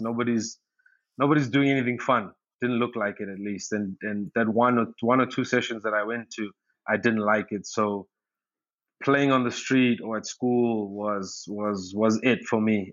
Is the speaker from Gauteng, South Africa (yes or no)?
no; Durban, KwaZulu-Natal, South Africa; I was born in Durban, South Africa